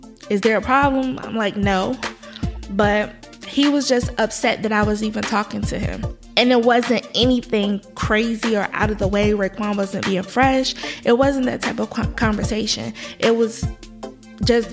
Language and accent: English; Virginia, United States; moved away as an adult; I'm from Virginia